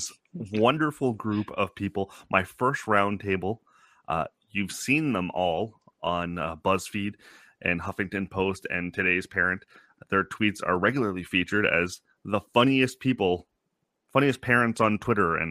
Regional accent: Canada; I'm Canadian

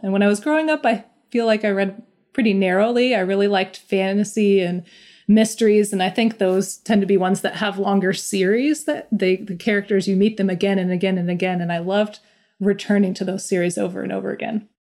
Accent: Omaha, Nebraska, United States; now in Seattle, United States; I'm originally from Omaha, Nebraska, and I find myself, um, in Seattle, Washington now

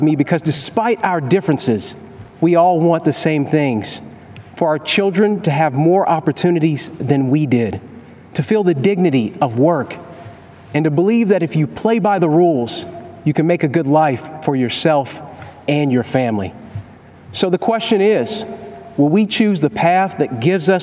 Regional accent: Kentucky, United States; born or raised there

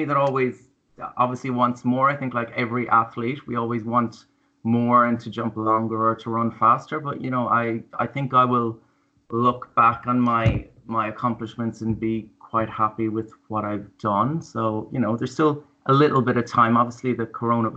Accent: Ireland; now in Melbourne, Australia; being Irish and growing up in that whole like Catholic tradition

